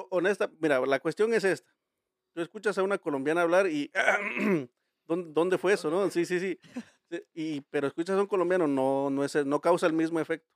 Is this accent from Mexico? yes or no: yes; Mexico; los mexicanos somos muy fiesteros